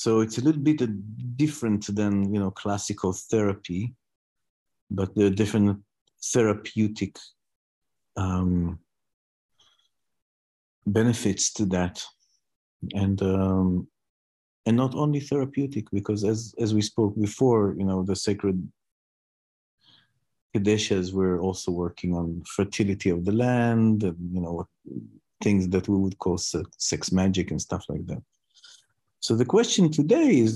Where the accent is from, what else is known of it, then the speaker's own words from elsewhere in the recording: Israel; I come from Israel